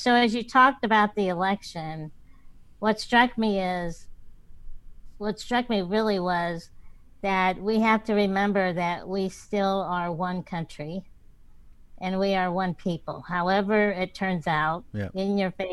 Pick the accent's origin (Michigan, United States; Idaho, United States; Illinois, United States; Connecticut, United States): Illinois, United States; Central; I was born in Central Illinois quite a few decades ago